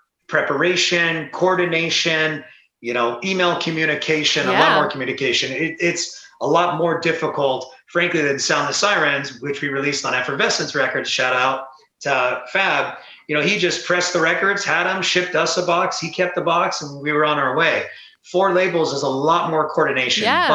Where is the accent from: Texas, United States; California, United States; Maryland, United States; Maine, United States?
California, United States; Southern; growing up in Southern California